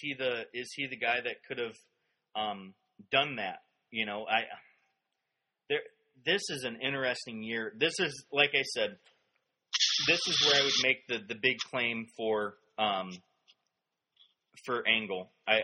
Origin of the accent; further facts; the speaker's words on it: Fresno, California, United States; We're from Fresno.